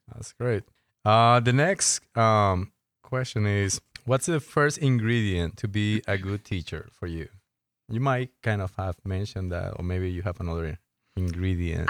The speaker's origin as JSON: {"language": "English", "country": "Colombia", "moved": "yes", "said": "I'm from Colombia"}